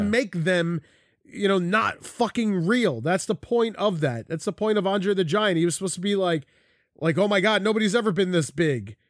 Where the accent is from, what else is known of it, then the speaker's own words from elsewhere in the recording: Philadelphia, Pennsylvania, United States; I grew up in South Philly